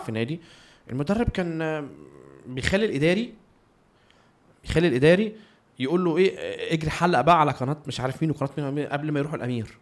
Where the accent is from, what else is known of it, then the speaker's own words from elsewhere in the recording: Egypt; إحنا في كمصريين